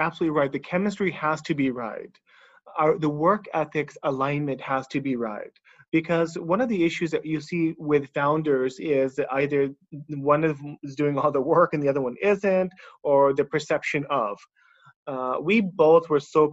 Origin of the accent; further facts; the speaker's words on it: Bay Area, California, United States; moved away as an adult; now in Singapore; I am actually from the Bay Area, from California myself